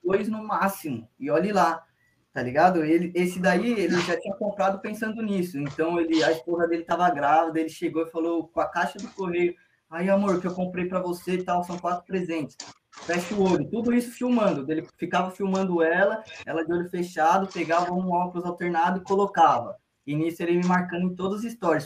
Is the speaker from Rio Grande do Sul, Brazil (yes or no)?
no; São Paulo, Brazil; como a gente é de Sampa